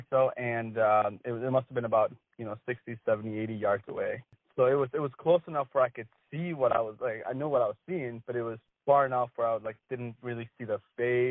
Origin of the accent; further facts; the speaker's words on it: Wisconsin, United States; I grew up in Wisconsin